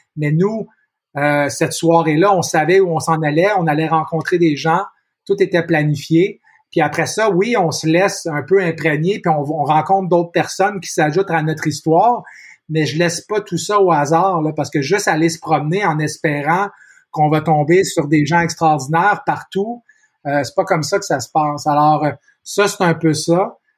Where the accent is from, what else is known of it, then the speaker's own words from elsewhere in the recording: Montreal, Quebec, Canada; suis né ici, je suis né à Montréal, je vis encore à Montréal